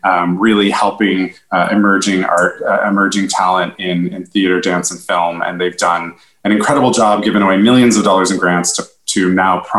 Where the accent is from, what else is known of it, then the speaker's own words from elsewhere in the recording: Canada; moved away as an adult; now in New York City, United States; I'm Canadian originally. I came to New York City